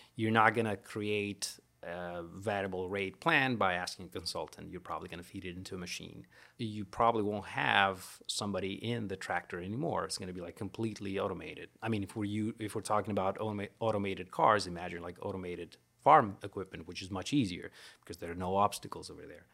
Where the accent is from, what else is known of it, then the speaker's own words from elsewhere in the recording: Greece; moved away as an adult; also born or lived in Florida, United States; now in Baton Rouge, United States; I am from Greece